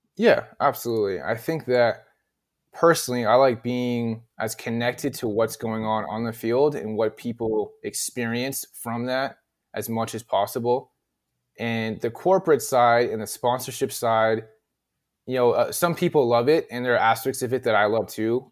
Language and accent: English; the Valley, California, United States; accent: Valley; moved away as an adult; also born or lived in Washington, D.C.; I'm from the Valley, as stereotypical as it gets in terms of how I talk